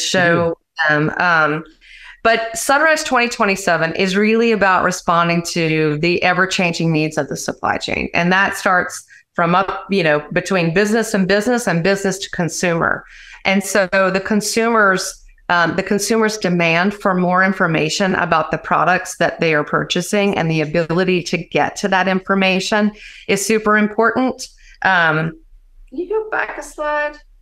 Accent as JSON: {"language": "English", "region": "Louisiana", "country": "United States", "moved": "yes", "lives_now": "Atlanta, United States", "said": "Originally from my dear state of Louisiana"}